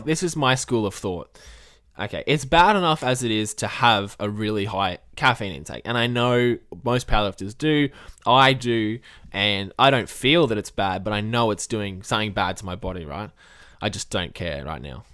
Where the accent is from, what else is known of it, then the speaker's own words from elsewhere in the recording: Australia; as an Australian myself